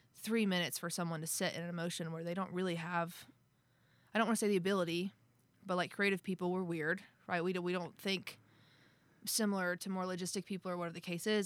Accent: near Tulsa, Oklahoma, United States; moved away; also born or lived in Nashville, Tennessee; I grew up in this town called Wausau, Oklahoma, just outside of Tulsa

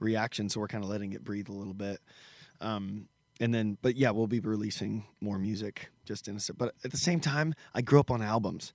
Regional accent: United States; the Benton County Fair, which is my hometown county fair

